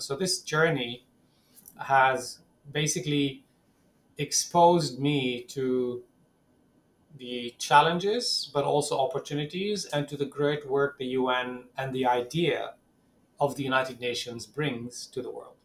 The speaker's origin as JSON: {"language": "English", "town": "Ramallah", "region": "West Bank", "country": "Palestine", "tie": "born or raised there", "second_language": "English", "said": "growing up in Ramallah, in in the West Bank"}